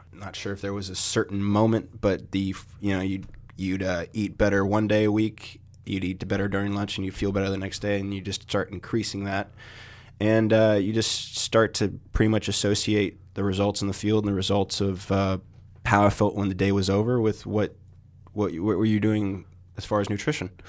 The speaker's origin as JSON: {"language": "English", "country": "United States", "said": "being American"}